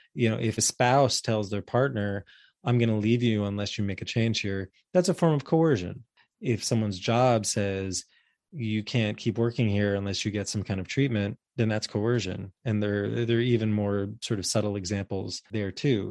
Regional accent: New York, United States; as a New Yorker

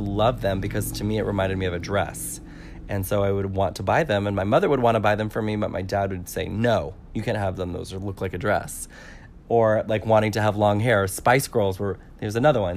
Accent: California, United States; I'm from California

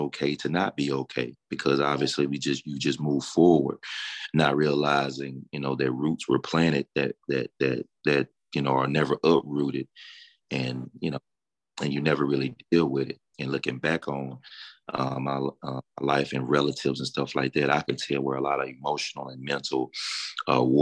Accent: Deep South, United States; Growing up in the Deep South, you know, the Bible Belt

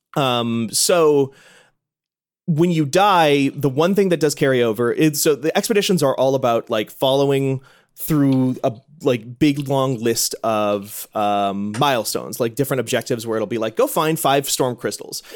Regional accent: Midwest, United States; I grew up in the Midwest

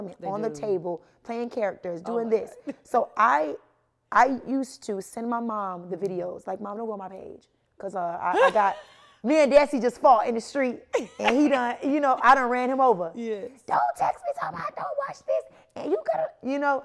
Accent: Jamaica; growing up, of course, I'm Jamaican. So it was very strict, both parents

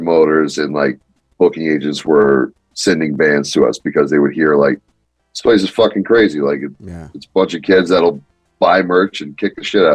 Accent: Palmdale, California, United States; I grew up in Palmdale, Lancaster area, which is like 45 minutes north of Los Angeles.

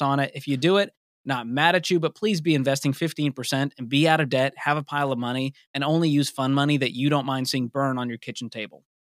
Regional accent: Boston, Massachusetts, United States; moved away as an adult; also born or lived in Mobile, Alabama; I grew up in Boston and ended up finishing college in Mobile, Alabama

